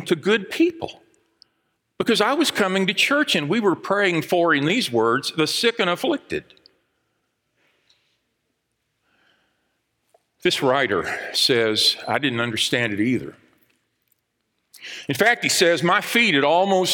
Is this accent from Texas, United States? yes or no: yes; Dallas, Texas, United States; I grew up in Southeast Dallas, over on Alhambra Street, where all of the houses look the same